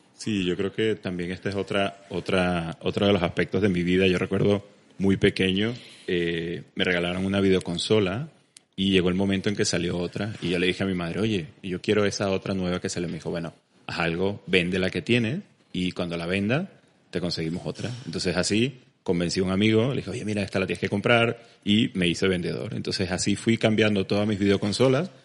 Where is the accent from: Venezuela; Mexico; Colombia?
Venezuela; moved away as an adult; also born or lived in Valencia, Spain / Barcelona, Spain; now in Spain; me tocó emigrar de Venezuela muy temprano, ya hace unos 12 años que salí de Venezuela. Me vine a España a hacer la especialidad